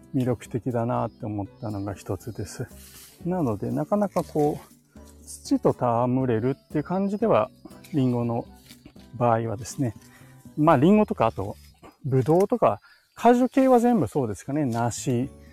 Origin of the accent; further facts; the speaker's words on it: Tokyo, Japan; moved away as an adult; also born or lived in Saitama Prefecture; now in Nagano Prefecture, Japan; 僕の実家があるところなんですけども、あの、東京都内、都内ですね、23区内に住んでたんで